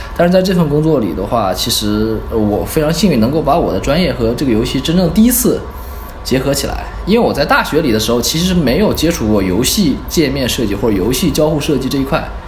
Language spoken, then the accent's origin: Chinese; Dalian, Liaoning, China; moved away; 我本身是大连人